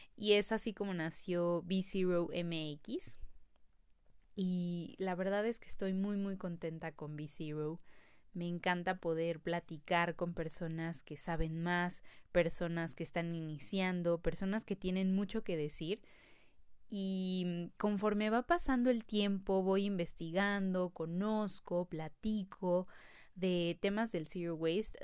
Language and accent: Spanish; Mexico City, Mexico; nací en la Ciudad de México y tengo 25 años.